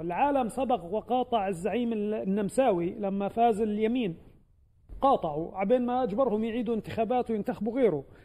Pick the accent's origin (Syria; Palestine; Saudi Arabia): Palestine; لنا كفلسطينيين